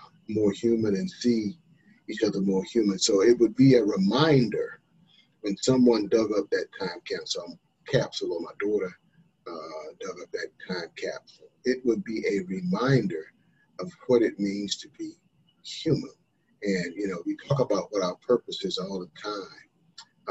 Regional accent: North Carolina, United States; born or raised there

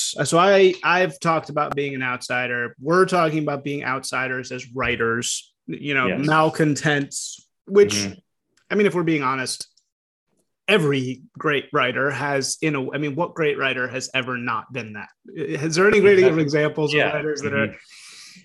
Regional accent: Chicago, Illinois, United States; moved away as an adult; also born or lived in New Orleans / San Francisco / Los Angeles / New York; I grew up in Chicago where there was basically no features

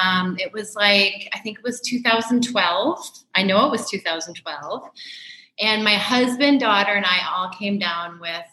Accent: St. Paul, Minnesota, United States; moved away as an adult; I grew up in St. Paul, Minnesota.

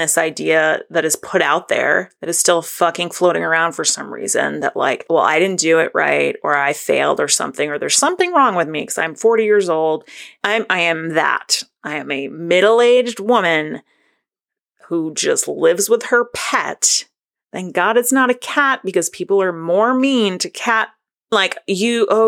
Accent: Northern New England, United States; I'm from Northern New England

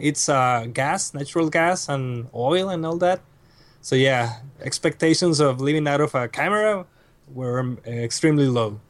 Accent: Reynosa, Tamaulipas, Mexico; English is a second language; moved away as an adult; now in Monterrey, Mexico; I was born and raised in Reynosa

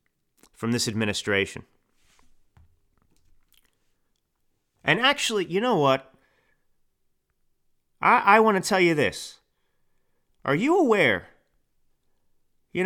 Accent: Texas, United States; also born or lived in Italy; now in California, United States; I grew up in Texas

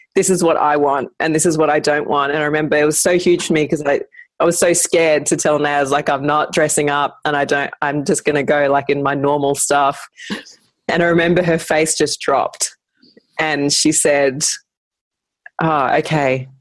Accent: Brisbane, Queensland, Australia; I'm from Brisbane

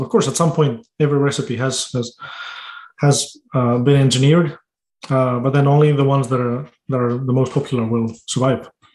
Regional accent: Greece; born or raised there; now in United States

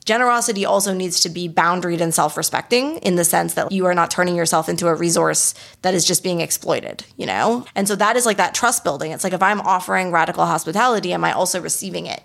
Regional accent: Canada; first language English; now in Montreal, Canada; we're Canadian

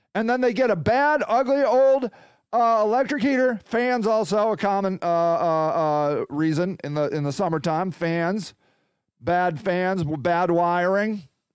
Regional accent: United States; a proud American, which I am

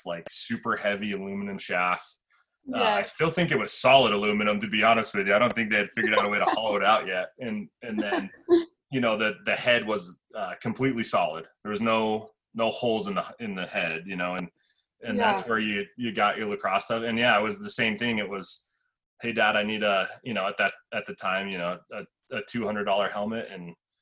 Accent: Salt Lake City, Utah, United States; Coach Nash and I both went to Highland

